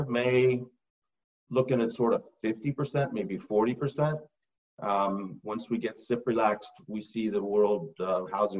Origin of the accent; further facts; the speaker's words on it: North Carolina, United States; born there; also born or lived in Rochester, New York / Los Angeles; So I was born in North Carolina. We lived three separate times in Rochester, New York, twice